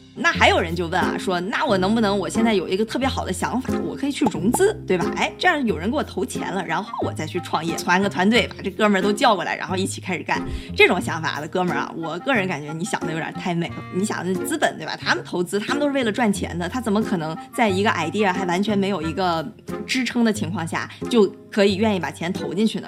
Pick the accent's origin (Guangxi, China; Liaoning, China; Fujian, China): Liaoning, China; Dalian; moved away; 我自己是在国内长大的，大连土生土长